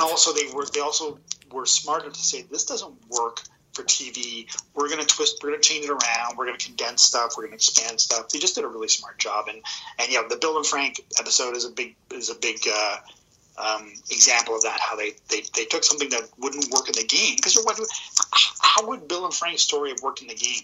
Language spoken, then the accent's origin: English; Edmonton, Alberta, Canada; moved away; a born and raised uh, Edmontonian